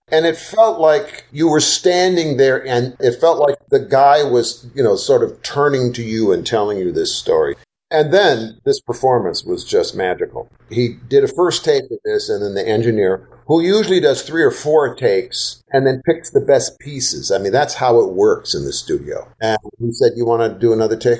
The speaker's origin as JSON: {"language": "English", "region": "Wisconsin", "country": "United States", "tie": "born or raised there", "also_born_or_lived": "Southeast United States", "moved": "yes", "lives_now": "Southeast, United States", "said": "I grew up in Wisconsin and then have lived the balance of my life in the Southeast"}